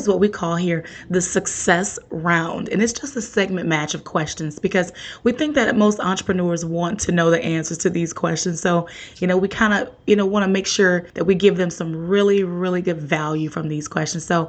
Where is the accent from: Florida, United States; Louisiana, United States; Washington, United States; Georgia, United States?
Louisiana, United States; New Orleans; I'm from New Orleans